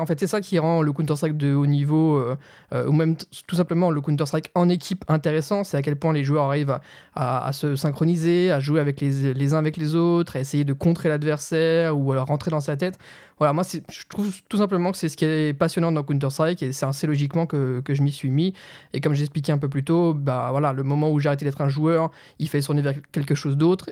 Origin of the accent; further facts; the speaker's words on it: Nancy, Grand Est, France; je viens de Nancy